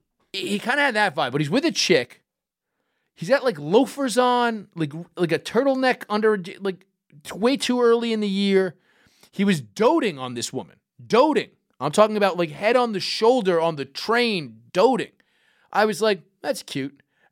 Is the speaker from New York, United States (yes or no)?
yes; New York City, New York, United States; growing up in Brooklyn.